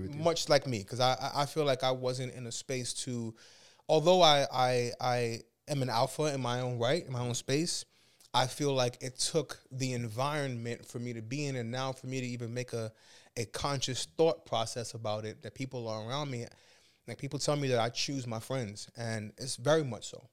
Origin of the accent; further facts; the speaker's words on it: New York City, New York, United States; I grew up in Brooklyn, New York